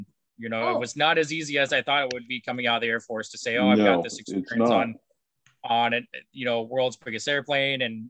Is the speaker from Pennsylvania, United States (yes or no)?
no; Ohio, United States; now in West Coast, United States; I grew up in Ohio.